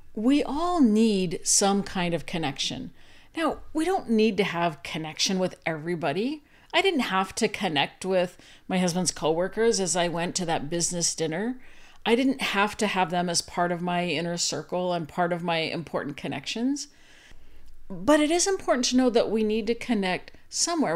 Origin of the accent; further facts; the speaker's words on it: Arizona, United States; moved away as an adult; also born or lived in Utah / Virginia; I grew up in Arizona and then went to school in Utah